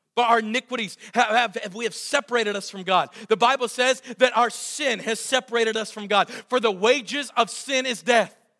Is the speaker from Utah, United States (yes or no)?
no; Southwestern Pennsylvania, United States; I was raised in Southwestern PA like many of you